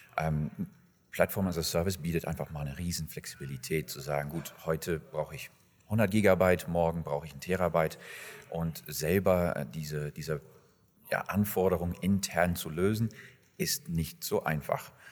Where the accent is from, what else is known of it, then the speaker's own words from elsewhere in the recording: England, United Kingdom; moved away as an adult; now in Germany; Gebürtig bin ich eigentlich aus England und äh, lebe seit 15, 16 Jahren in Deutschland.